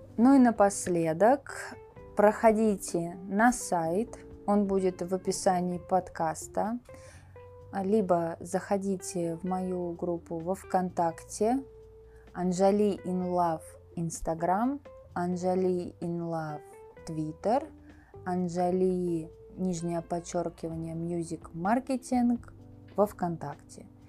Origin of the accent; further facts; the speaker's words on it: Russia; first language Russian; moved away as an adult; also born or lived in United States; now in Thailand; я родилась, выросла в России, и мой язык родной русский